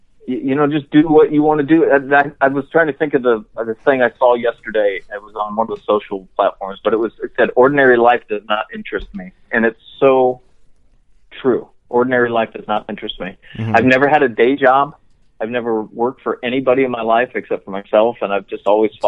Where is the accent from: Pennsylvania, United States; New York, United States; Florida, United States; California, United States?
Florida, United States; I grew up in Florida